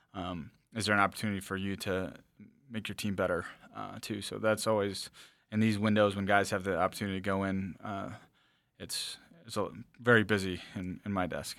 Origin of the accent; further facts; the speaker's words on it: the Driftless Area, southeast Minnesota, United States; we grew up in the driftless area as well. uh, where my hometown is.